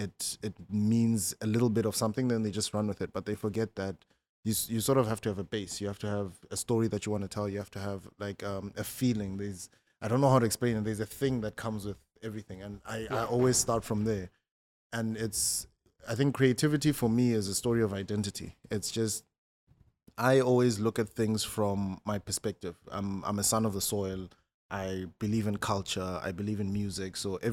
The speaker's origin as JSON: {"language": "English", "region": "northern South Africa", "country": "South Africa", "said": "I'm South African, but I'm part of a tribe that's a very small minority in South Africa."}